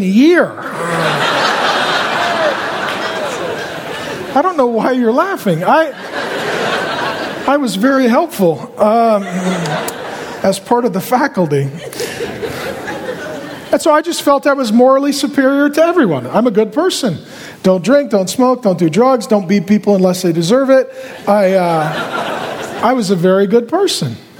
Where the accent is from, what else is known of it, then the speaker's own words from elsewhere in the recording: SeaTac, Washington, United States; I grew up down in SeaTac by the airport.